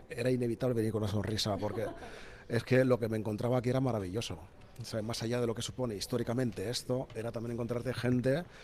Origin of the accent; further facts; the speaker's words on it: Equatorial Guinea; Spanish is a second language; me encanta el euskera, me suena, yo soy guineano y, por ejemplo, te voy a poner un ejemplo muy, muy, muy raro que siempre pongo, que es en el idioma de mi madre